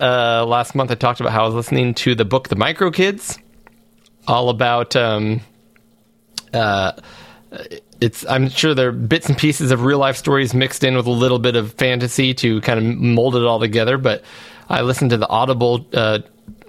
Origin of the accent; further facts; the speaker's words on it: United States; as an American